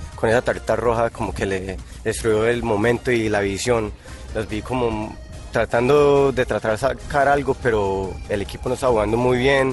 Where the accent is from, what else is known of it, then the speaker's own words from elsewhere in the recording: Colombia; somos los colombianos